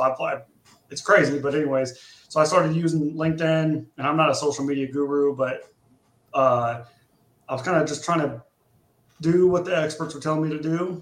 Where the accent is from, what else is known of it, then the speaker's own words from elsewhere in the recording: Ohio, United States; moved away as an adult; I grew up in Ohio, whatever, joined the Army when I was 17 in high school